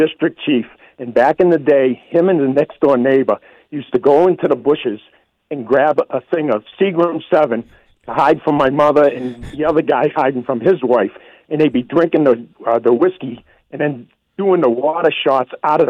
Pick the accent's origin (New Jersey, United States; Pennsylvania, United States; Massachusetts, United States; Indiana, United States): Massachusetts, United States; Worcester; now in Becket, United States; I grew up in Worcester